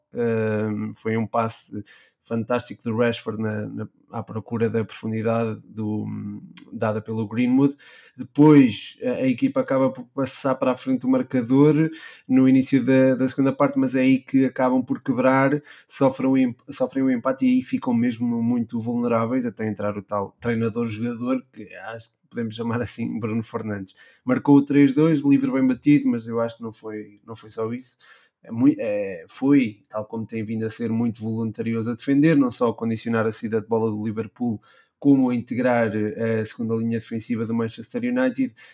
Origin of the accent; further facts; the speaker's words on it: Portugal; Nós que somos portugueses